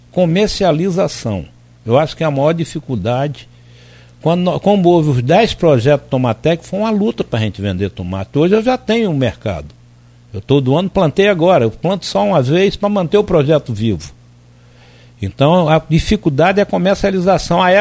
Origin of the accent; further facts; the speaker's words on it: Alagoas, Brazil; Se precisar, vou ver com minha família, que eu sou de Alagoas